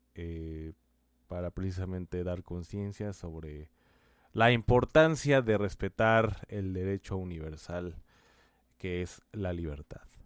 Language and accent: Spanish; Mexico; países como el nuestro en México